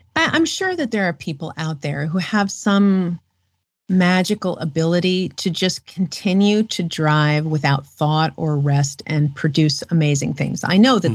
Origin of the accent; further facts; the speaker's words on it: New York City, New York, United States; I'm a city girl. I grew up in Manhattan